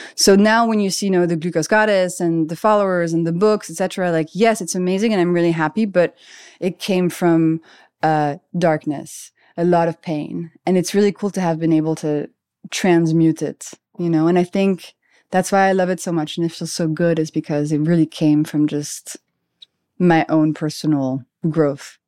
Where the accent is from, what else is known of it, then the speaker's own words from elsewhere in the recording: Paris, Île-de-France, France; moved away as an adult; also born or lived in London; I grew up in Paris. I'm French.